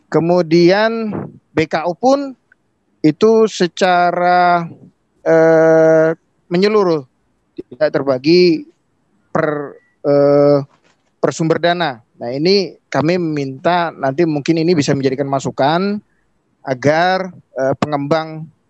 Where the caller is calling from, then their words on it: East Kalimantan, Indonesia; Kami dari Kutai Timur, di Kalimantan hmm. Timur.